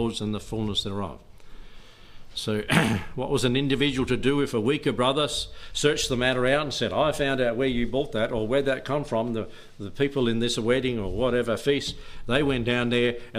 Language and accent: English; Australia; I'm an Aussie kid